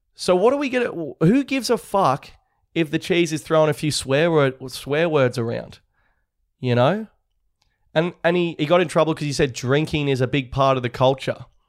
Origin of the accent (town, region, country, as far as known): Australia